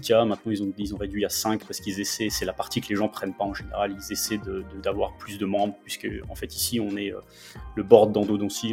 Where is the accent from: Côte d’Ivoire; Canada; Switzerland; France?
France; Metz, Grand Est; first language French; moved away as an adult; also born or lived in Nancy; now in Denver, United States; Je suis de Metz, en fait. Je suis, originaire de, Metz. j'ai fait toute ma scolarité là-bas